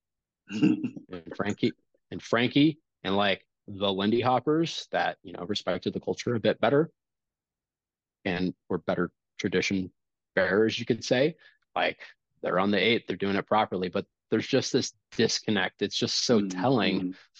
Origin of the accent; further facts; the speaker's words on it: Kansas City, United States; growing up in Kansas City